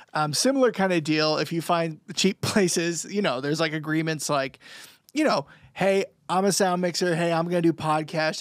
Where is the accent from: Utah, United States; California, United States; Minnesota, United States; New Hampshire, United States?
New Hampshire, United States; We're all from New Hampshire